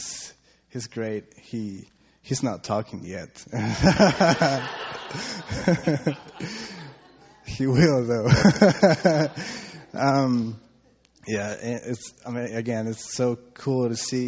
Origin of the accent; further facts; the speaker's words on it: Costa Rica; my family and our church back in Costa Rica